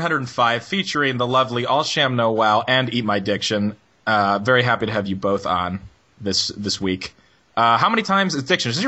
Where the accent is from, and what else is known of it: Pennsylvania, United States; born or raised there